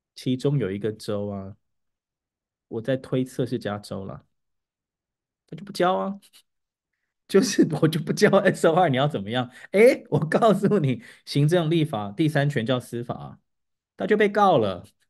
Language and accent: Chinese; Taiwan; 我们台湾人的母语